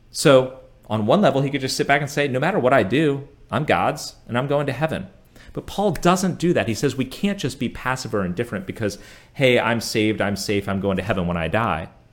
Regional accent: United States; being an American growing up here

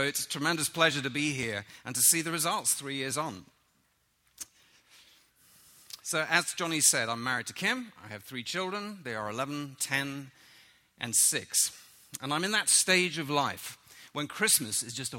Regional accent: London, United Kingdom; moved away; I grew up in London

